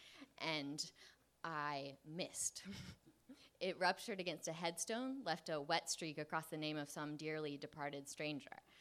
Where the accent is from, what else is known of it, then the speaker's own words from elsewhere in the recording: Columbia, South Carolina, United States; Growing up in Columbia, South Carolina